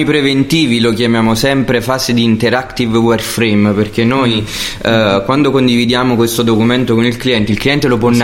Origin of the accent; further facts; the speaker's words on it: Salerno, Campania, Italy; also born or lived in Milan / Naples; io sono salernitano